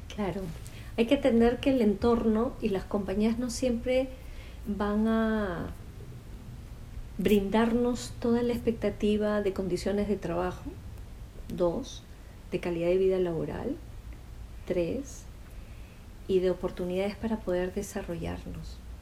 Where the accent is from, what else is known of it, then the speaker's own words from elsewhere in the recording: Peru; Fui la primera psicóloga del programa de prevención y rehabilitación cardíaca en mi país, en Perú.